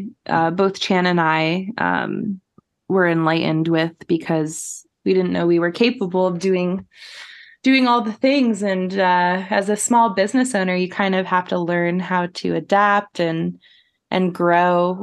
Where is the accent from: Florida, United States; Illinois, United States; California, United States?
Florida, United States; now in Portland, United States; I'm originally from Florida